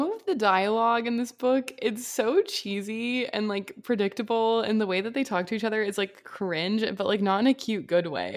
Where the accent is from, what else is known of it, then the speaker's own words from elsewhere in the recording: Washington, United States; Washington State.